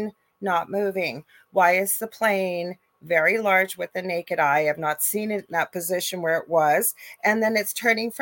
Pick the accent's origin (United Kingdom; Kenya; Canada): Canada; I am a Canadian clairvoyant medium